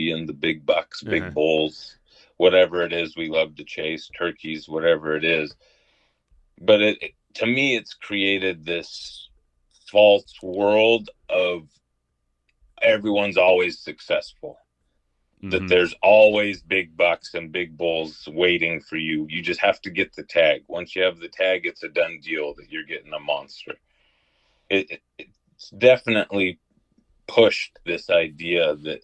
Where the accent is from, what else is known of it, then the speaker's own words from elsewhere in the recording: Southwest Utah, United States; I grew up in Southwest Utah most of my life, and so I'm a desert guy.